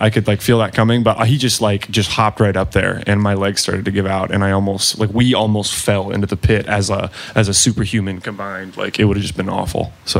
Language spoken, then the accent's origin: English; Cincinnati, Ohio, United States; Best thing about being from Cincinnati?